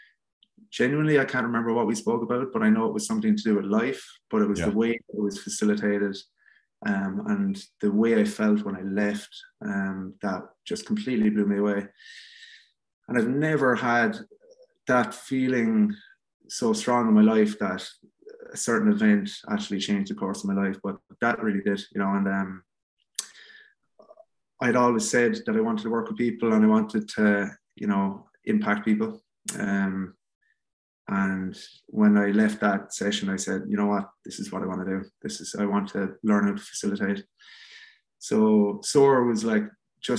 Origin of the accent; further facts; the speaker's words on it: Cork, Munster, Ireland; I grew up in Bishopstown in Cork